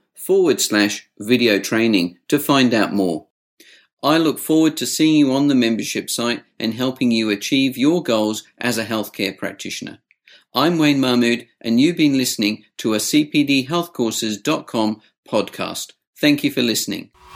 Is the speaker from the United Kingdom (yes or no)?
yes; United Kingdom; I was brought up in the UK